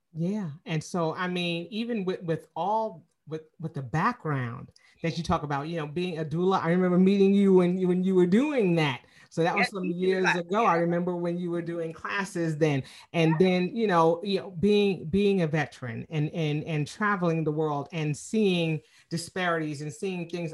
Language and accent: English; New York City, New York, United States; moved away as an adult; now in Atlanta, United States; I'm originally from Queens, New York, and so you know I've been in Atlanta for 25 years